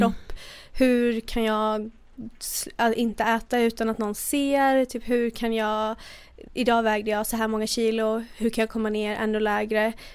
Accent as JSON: {"language": "Swedish", "town": "Borås", "region": "Västra Götaland", "country": "Sweden", "tie": "born or raised there", "also_born_or_lived": "United States", "said": "Jag är uppväxt i Borås, sen bodde jag i USA i två och ett halvt år."}